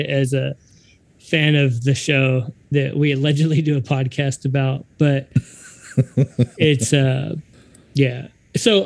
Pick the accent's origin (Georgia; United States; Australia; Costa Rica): United States; Texas; I'm born and raised in Texas